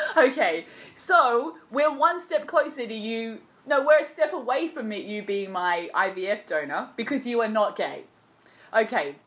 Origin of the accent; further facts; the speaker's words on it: Australia; as an Australian